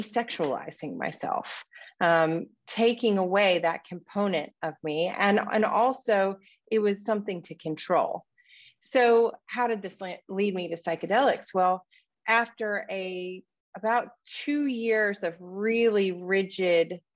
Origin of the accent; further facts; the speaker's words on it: Deep South, United States; I grew up in the Deep South in what's referred to as the Bible Belt in the United States